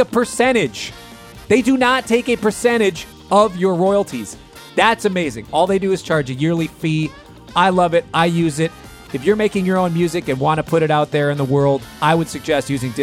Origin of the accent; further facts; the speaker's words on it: Minnesota, United States; I grew up in Minnesota and I still live in Minneapolis.